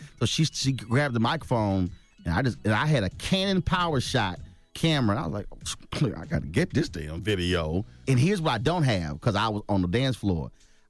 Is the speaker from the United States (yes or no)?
yes; Houston, Texas, United States; And I knew he was from Houston. I'm from Houston as well.